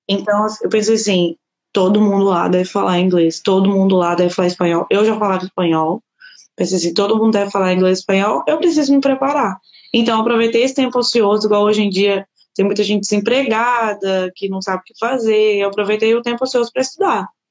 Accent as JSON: {"language": "Portuguese", "town": "Governador Valadares", "region": "Minas Gerais", "country": "Brazil", "moved": "as an adult", "lives_now": "Portugal", "said": "eu sou de Minas Gerais, Governador Valadares. Eu formei lá no Brasil"}